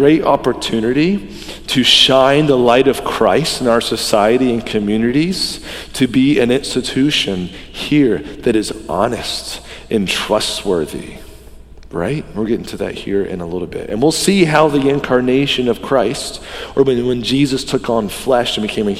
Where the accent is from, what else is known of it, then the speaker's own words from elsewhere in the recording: the Bible Belt, Southern United States, United States; I grew up in the Bible Belt